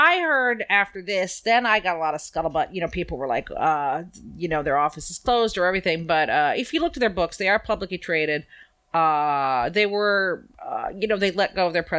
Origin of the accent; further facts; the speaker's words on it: New Jersey, United States; moved away; I'm from New Jersey